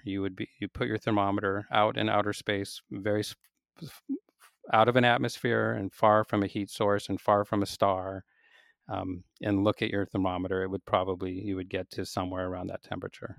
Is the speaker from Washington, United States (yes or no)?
yes; Seattle, Washington, United States; I grew up in Seattle, so I was a undergraduate at the University of Washington in Seattle.